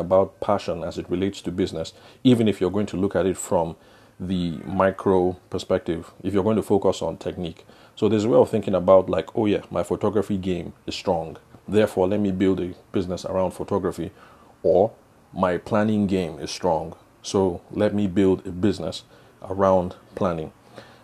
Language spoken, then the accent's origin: English; Benue, Nigeria; now in Abuja, Nigeria; the area that I will call home, because I'm from Benue State.